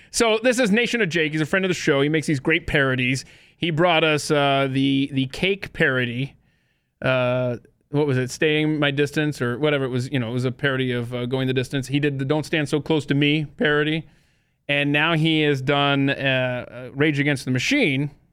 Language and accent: English; United States; I'm an American